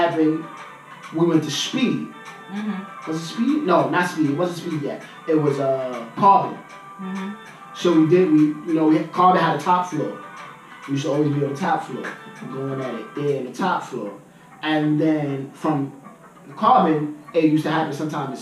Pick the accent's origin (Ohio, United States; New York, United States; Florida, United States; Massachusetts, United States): New York, United States; New York City; I'm from Harlem